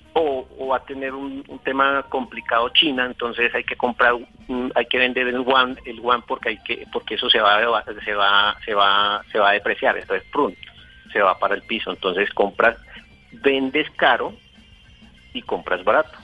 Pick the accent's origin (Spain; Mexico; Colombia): Colombia; Valle del Cauca; moved away as an adult; now in Bogotá, Colombia; Estoy en Bogotá, soy del Valle del Cauca, llevo en Bogotá eh, 14 años, me vine por temas de trabajo